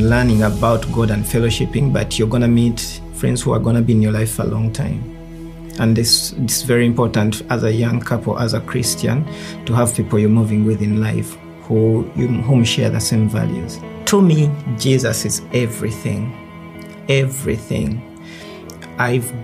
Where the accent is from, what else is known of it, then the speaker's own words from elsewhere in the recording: Uganda; moved away as an adult; now in Seattle, United States; I grew up in Uganda with my grandmother.